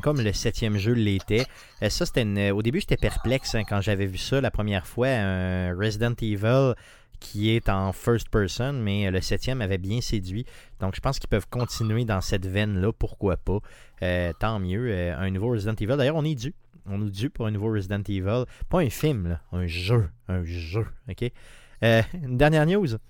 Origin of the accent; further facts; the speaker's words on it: Quebec, Canada; je viens d'une petite communauté de Québec quand même, vraiment dans le bas, collée sur le fleuve